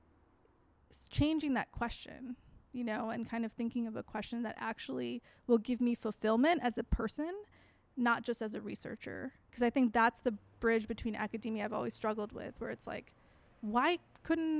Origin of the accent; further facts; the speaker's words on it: Chicago, Illinois, United States; growing up in Chicago